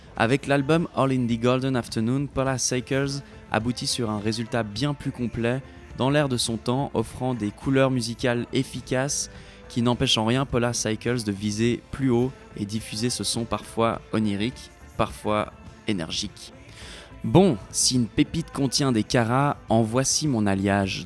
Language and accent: French; Switzerland; now in Quebec, Canada; la Suisse, mon pays natal.